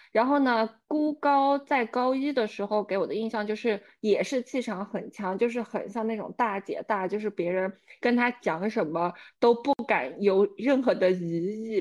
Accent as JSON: {"language": "Chinese", "town": "Kunming", "region": "Yunnan", "country": "China", "tie": "born or raised there", "moved": "yes", "lives_now": "Dubai, United Arab Emirates", "said": "我们来自昆明"}